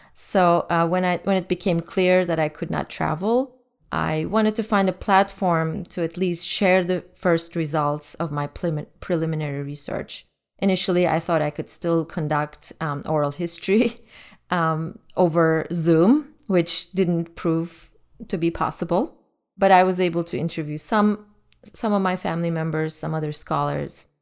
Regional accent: Turkey; moved away; Growing up in Turkey in the nineteen eighties

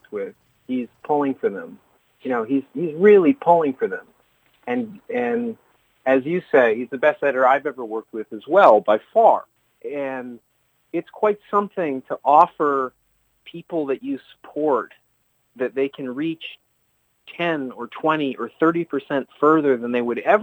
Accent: Vancouver, British Columbia, Canada; moved away as an adult; now in New York, United States; where I grew up in Vancouver

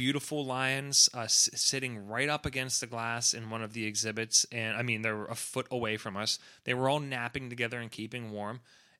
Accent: Atlanta, Georgia, United States; but we're being from Atlanta. That's like the best aquarium in the world

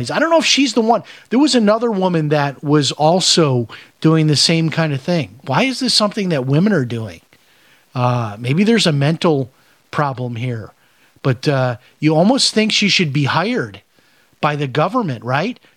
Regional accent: Chicago, Illinois, United States; I grew up in the Chicago area

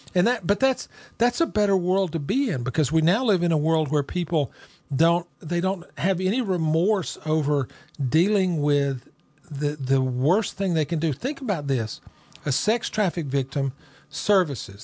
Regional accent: Rome, Georgia, United States; my hometown. This is where I live

